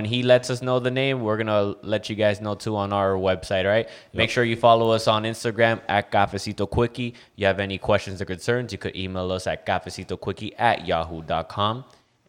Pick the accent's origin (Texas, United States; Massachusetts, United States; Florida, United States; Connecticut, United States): Florida, United States; Miami; We from Miami. That's like the peak of the South.